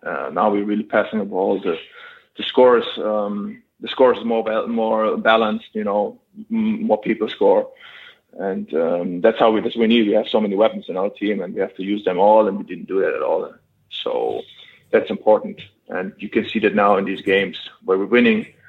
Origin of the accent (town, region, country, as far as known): Germany; moved away as an adult; now in Zaragoza, Spain